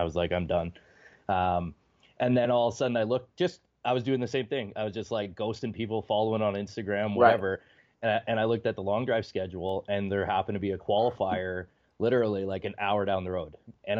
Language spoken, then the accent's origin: English; Ontario, Canada; I mean, I'm not originally from Southern Ontario. I'm from like northwestern, 6 hours north of Minneapolis.